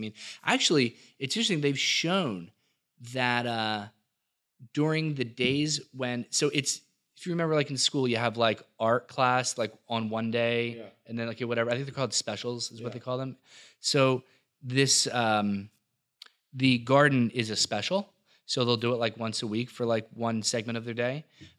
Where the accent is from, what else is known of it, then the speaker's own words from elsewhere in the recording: Millville, New Jersey, United States; I'm from Millville. say what you want about Millville or whatever. You know, South Jersey gets a bad rap. We were joking around about that. Actually, it's a phenomenal place to be from and a phenomenal time to be from there.